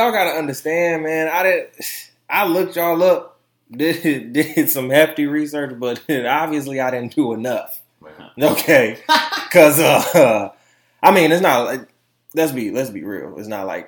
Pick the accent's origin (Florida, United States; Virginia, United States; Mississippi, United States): Florida, United States; also born or lived in Detroit, Michigan; now in Grand Rapids, United States; coming from Detroit, I'm a Florida boy. So it's like I was born in Florida, lived in Detroit